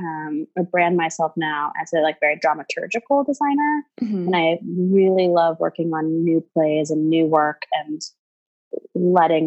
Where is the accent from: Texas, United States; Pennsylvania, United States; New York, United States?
Texas, United States; Houston; I grew up in Houston